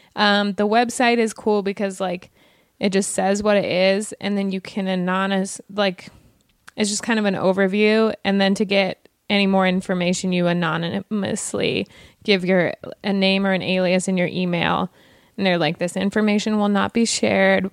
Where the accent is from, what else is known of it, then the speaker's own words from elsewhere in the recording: Wyoming, United States; now in Los Angeles, United States; I'm from Wyoming. It's a very, very white state